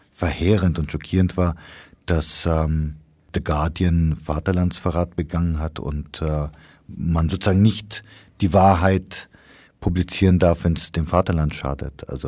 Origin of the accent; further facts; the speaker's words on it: Kenya; Ich meine, ich bin in Kenia aufgewachsen, wo es den berühmten Mau Mau Aufstand gab